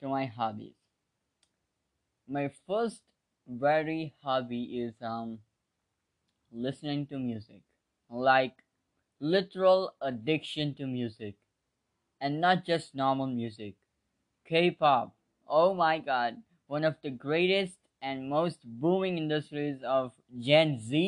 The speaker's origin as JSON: {"language": "English", "country": "India", "said": "I'm 17, I'm from India, I live in India, I'm an Indian citizen."}